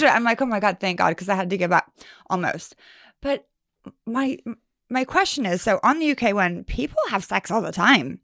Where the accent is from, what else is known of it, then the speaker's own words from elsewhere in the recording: Sacramento, California, United States; I'm from Sacramento, California